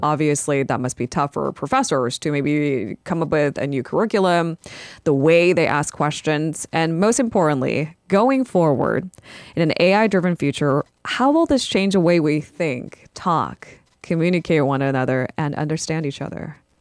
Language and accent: English; United States; I am a Korean American